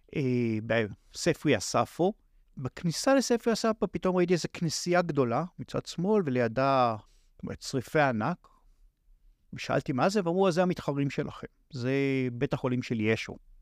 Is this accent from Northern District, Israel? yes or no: no; Tel Aviv, Tel Aviv District, Israel; אני, אה, יליד, אה, עיר שנקראת תל אביב. שם גדלתי